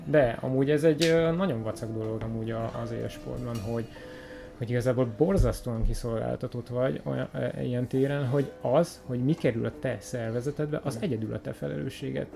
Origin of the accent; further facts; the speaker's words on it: Hungary; magyar vagyok